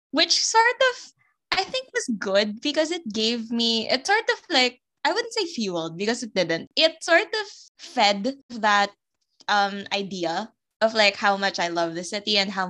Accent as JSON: {"language": "English", "country": "Philippines", "said": "we as society, like as a Filipino society"}